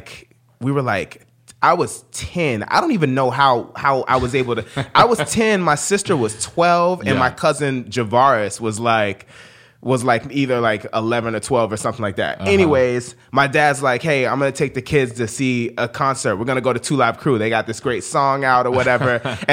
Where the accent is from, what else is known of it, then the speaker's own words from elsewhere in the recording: Sarasota, Florida, United States; I grew up in Florida in a small town in Florida called Sarasota.